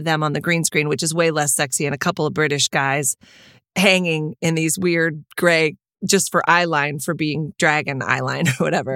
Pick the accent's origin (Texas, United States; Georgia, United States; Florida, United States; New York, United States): Texas, United States; moved away; growing up in Texas